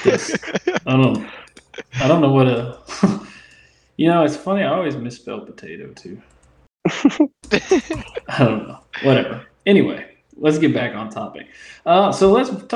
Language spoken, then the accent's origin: English; Indiana, United States; now in Louisiana, United States; I grew up in Indiana. We don't grow potatoes there